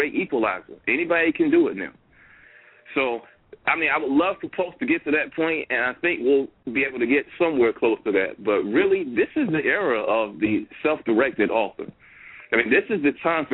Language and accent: English; Bahama, North Carolina, United States; I'm from Bahama, North Carolina